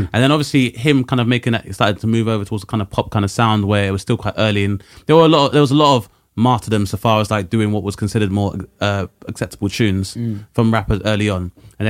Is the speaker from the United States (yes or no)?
no; London, United Kingdom; I grew up in South